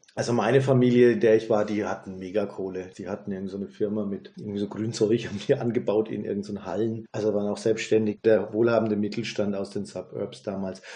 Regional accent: Germany; also born or lived in United States; bei uns in Deutschland

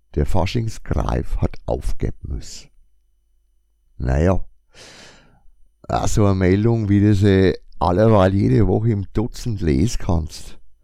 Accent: Franconia, Bavaria, Germany; accent: Franconian; mit meinem fränkischen Dialekt

